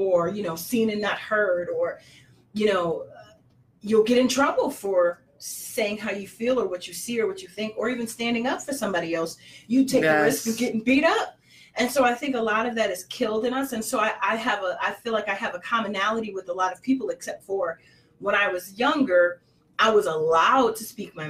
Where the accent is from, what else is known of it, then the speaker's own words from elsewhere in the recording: Harvey, Illinois, United States; I was raised in Harvey, Illinois